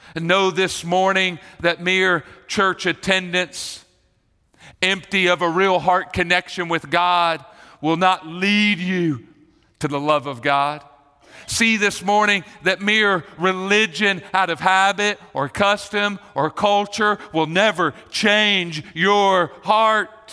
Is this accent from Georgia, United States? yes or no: yes; Marietta, Georgia, United States; I grew up in Marietta